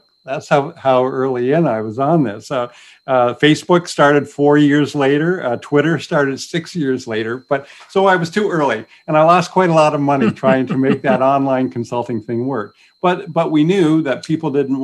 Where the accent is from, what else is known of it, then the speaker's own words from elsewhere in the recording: Newburgh, Ontario, Canada; also born or lived in Napanee; now in Kingston, Canada; I grew up really in Newburgh, went to high school in Napanee, went to Queens